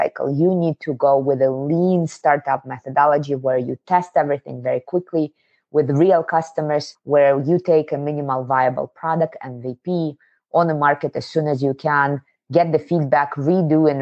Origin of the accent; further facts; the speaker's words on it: Kazakhstan; moved away; I was born in the Soviet Union in a southern state, Kazakhstan. I'm from Asia.